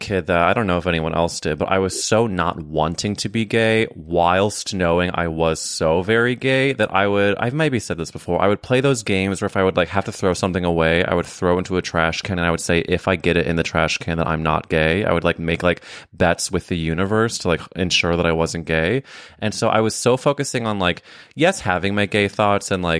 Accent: Midwest, United States; moved away as an adult; also born or lived in New York; when I was growing up in the Midwest

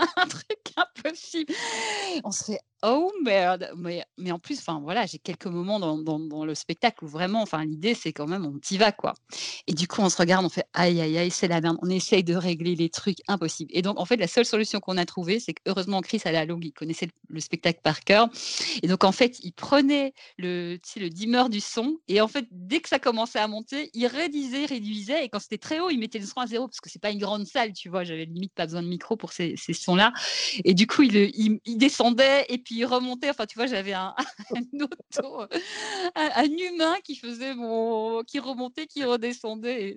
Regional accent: Belgium; je viens de Belgique

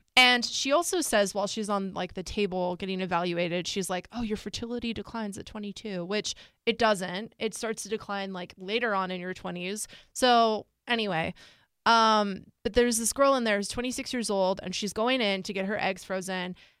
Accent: United States; I was born in this country. I'm an American citizen.

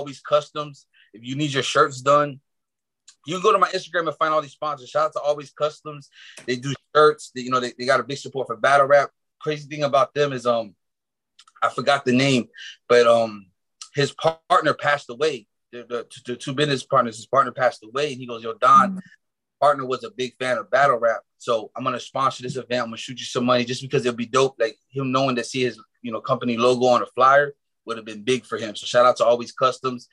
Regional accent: Miami, Florida, United States; I'm born and raised in Miami

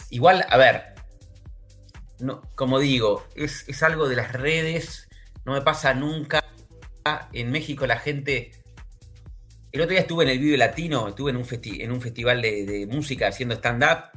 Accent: Argentina; tengo que admitir como argentino que el argentino también se, digamos, busca ser un poco odiado.

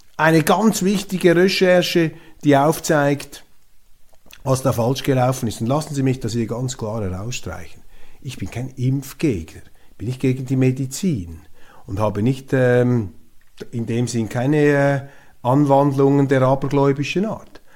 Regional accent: Switzerland; Als Schweizer

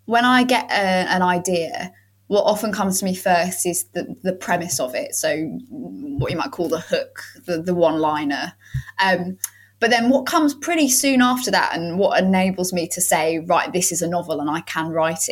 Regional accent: London, United Kingdom; moved away as an adult; now in Ramsgate, United Kingdom; I grew up in East London

